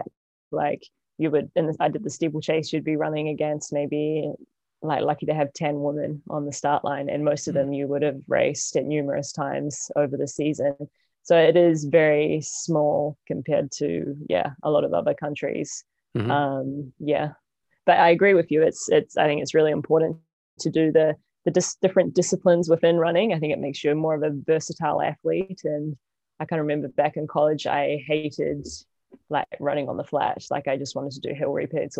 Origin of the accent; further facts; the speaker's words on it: New Zealand; moved away as an adult; also born or lived in Portland, Oregon, United States / Taipei, Taiwan; growing up in New Zealand